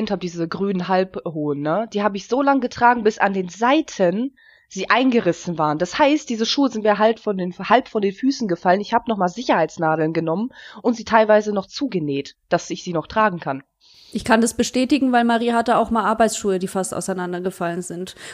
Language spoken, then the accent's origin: German; Germany; born there; ich bin ja nicht in Russland oder in der Ukraine aufgewachsen, ich bin in Deutschland geboren. Ich habe auch erst mit elf angefangen, Russisch zu reden